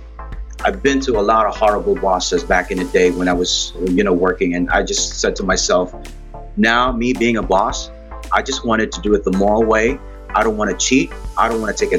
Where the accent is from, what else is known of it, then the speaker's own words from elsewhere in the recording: Cebu City, Central Visayas, Philippines; I'm actually from Cebu, Philippines, and raised and born here.